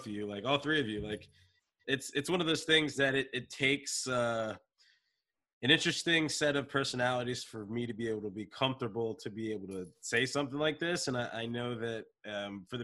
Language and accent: English; Wilmington, Delaware, United States; That's where I grew up in Wilmington